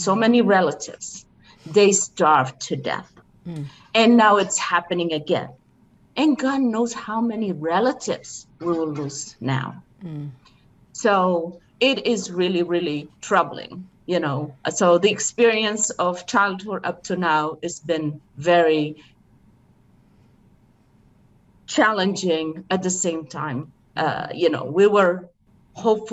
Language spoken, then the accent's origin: English; Adigrat, Tigray, Ethiopia; moved away; I grew up in a small town called Adigrat, which is in Tigray